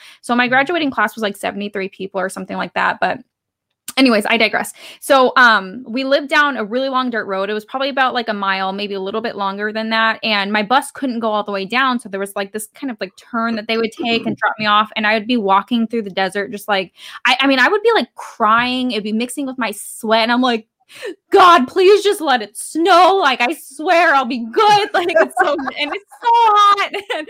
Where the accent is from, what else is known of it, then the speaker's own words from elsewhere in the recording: Tonopah, Arizona, United States; I grew up in Tonopah, Arizona, and it is so bloody hot out there. It's just, it's all like, you know, country town, and you have like a general store